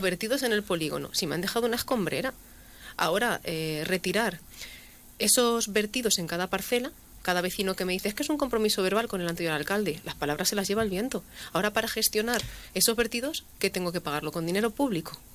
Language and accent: Spanish; La Solana, Castilla-La Mancha, Spain